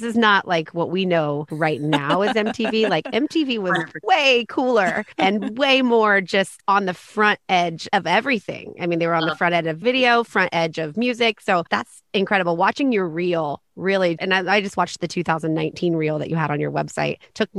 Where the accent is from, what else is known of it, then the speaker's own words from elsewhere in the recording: Indiana, United States; moved away; I'm from Indiana.